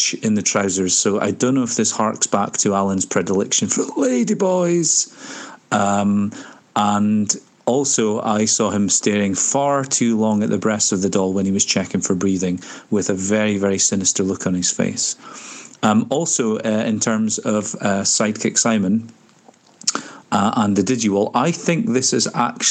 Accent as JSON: {"language": "English", "region": "Scotland", "country": "United Kingdom", "said": "I'm from Scotland!"}